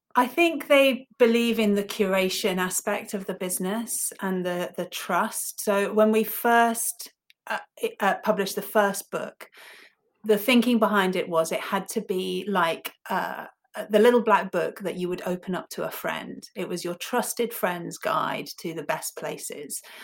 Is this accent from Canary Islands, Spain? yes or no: no; Ibiza, Balearic Islands, Spain; moved away; also born or lived in United Kingdom; I grew up in Ibiza, small island, um, you know, Paradise Island as it was back then.